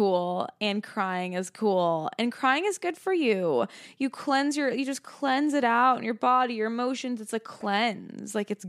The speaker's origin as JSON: {"language": "English", "region": "Arizona", "country": "United States", "said": "not that I'm from Arizona."}